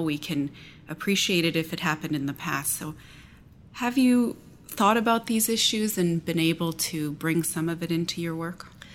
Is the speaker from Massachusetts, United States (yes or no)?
no; Galesburg, Illinois, United States; my hometown of Galesburg, Illinois